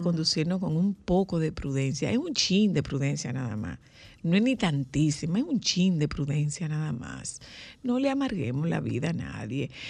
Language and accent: Spanish; Dominican Republic; los dominicanos que estamos siendo vetados en nuestro país